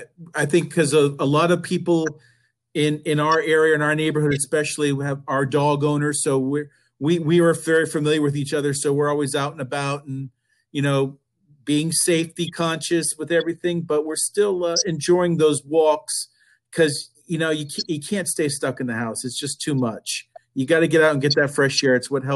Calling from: Alexandria, Virginia, United States; I'm in Alexandria, Virginia, just outside of Washington, D.C., also under lockdown, like the rest of you.

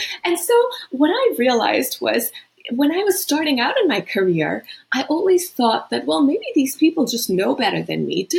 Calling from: Boston, Massachusetts, United States; I'm in Boston. It's been home for a while, but actually, you know, I've just lived in so many countries.

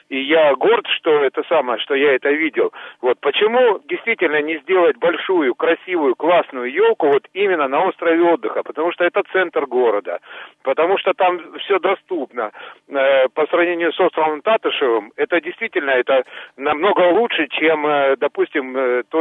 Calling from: Zheleznogorsk, Krasnoyarsk Krai, Russia; я из Железногорска.

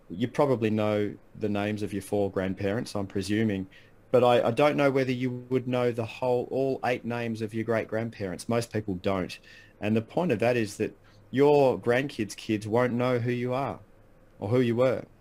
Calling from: Bellbrae, Victoria, Australia; I live in a little town called Bellbrae, which is um, right next to Bell's Beach.

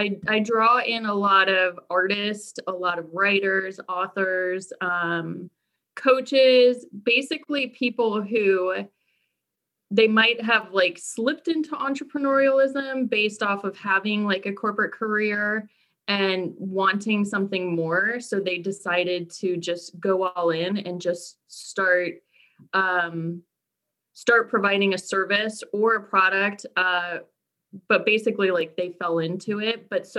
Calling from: Burke, Virginia, United States; I am coming to you from Burke, Virginia, which is just about 15, 20 miles from Arlington. So I'm local, but from my home office.

